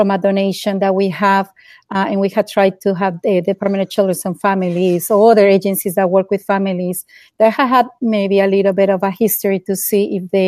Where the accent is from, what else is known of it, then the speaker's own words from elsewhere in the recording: Bogotá, Colombia; English is a second language; moved away as an adult; also born or lived in Southwest Florida, United States; now in Collier County, Florida, United States; I was born and raised in Bogota, Colombia. And then in 1996, I decided to come to the United States just to learn English